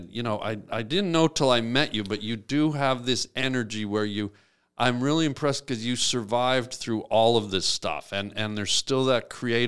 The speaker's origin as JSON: {"language": "English", "country": "Canada", "said": "I am Canadian"}